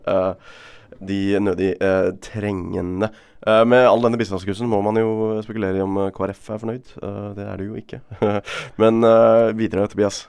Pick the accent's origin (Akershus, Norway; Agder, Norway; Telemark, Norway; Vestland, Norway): Vestland, Norway; Bergen; Som bergenser